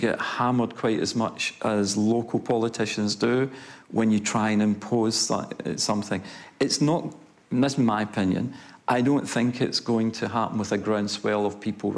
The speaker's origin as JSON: {"language": "English", "region": "Scotland", "country": "United Kingdom", "moved": "yes", "lives_now": "Christchurch, New Zealand", "said": "I'm Scottish"}